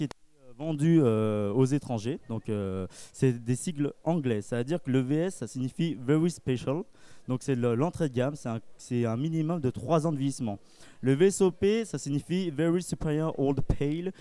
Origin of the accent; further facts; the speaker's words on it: Cognac, Nouvelle-Aquitaine, France; je viens de Cognac